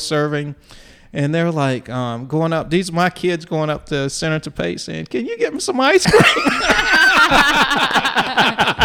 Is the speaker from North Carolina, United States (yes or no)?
yes; Eastern North Carolina, United States; growing up in Eastern North Carolina